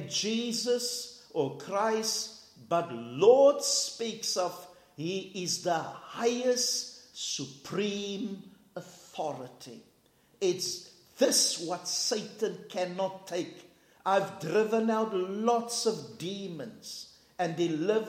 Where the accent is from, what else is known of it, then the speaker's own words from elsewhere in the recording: South Africa; we're from South Africa